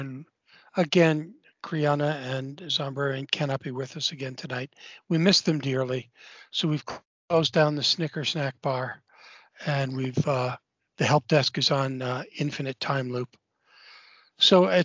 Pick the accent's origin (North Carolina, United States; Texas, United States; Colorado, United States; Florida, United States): Colorado, United States; Littleton; moved away; I spent a lot of my formative years right outside of Denver